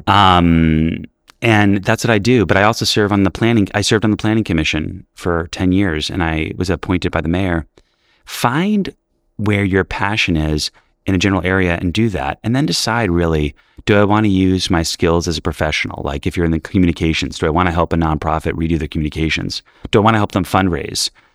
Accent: New York City, New York, United States; I grew up in New York City in the eighties where we were in shelters

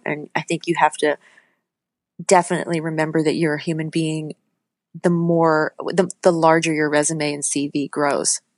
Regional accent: Litchfield, New Hampshire, United States; also born or lived in Manchester, New Hampshire; I grew up in Litchfield, New Hampshire

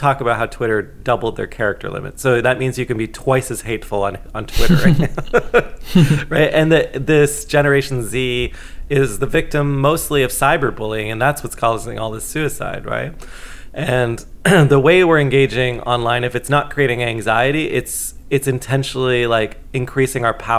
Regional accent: Canada; as a Canadian

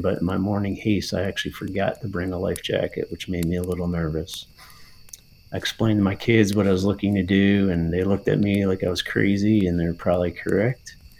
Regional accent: New Jersey, United States; now in Pennsylvania, United States; i grew up hunting small game and waterfowl in high school in new jersey

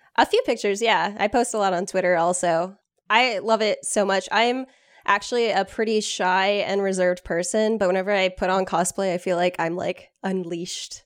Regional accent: Austin, Texas, United States; I grew up in Austin

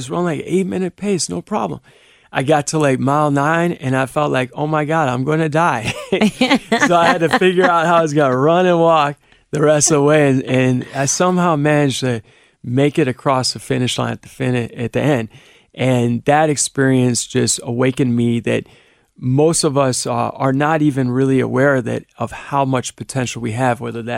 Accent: Cleveland, Ohio, United States; now in Cincinnati, United States; I grew up in Cleveland.

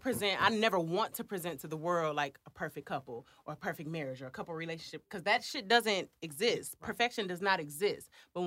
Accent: Flint, Michigan, United States; I come from Flint, Michigan.

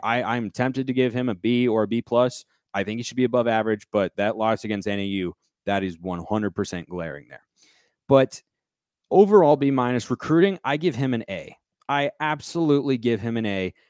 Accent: Pacific Northwest, United States; I hail from the Pacific Northwest, painfully.

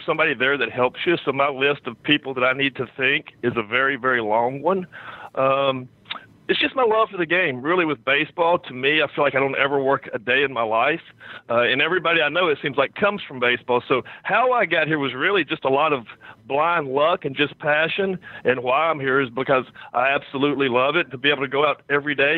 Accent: Kentucky, United States; I grew up in Kentucky.

